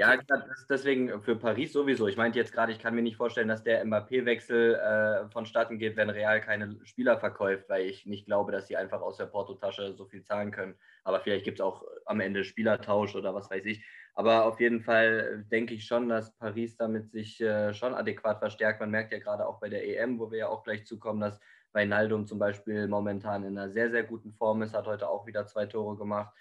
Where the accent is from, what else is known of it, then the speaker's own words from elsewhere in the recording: Germany; bei uns in Deutschland